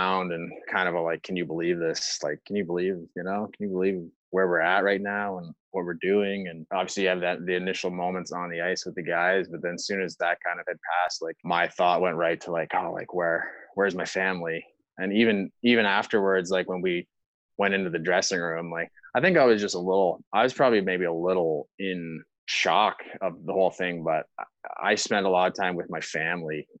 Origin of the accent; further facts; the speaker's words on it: Prince Edward Island, Canada; my hometown